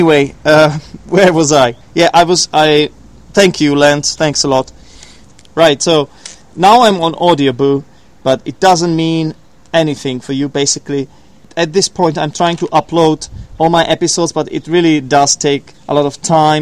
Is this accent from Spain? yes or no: no; Poděbrady, Central Bohemian Region, Czechia; from Poděbrady, from my hometown